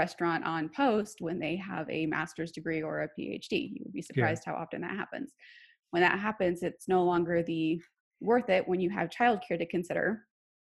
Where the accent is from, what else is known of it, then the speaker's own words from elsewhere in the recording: Wasilla, Alaska, United States; moved away; I am actually originally from Alaska